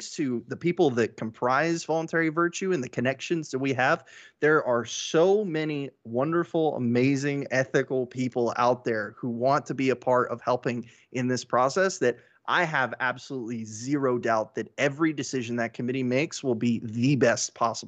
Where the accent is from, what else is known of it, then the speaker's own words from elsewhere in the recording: Houston, Texas, United States; I am from Houston, Texas.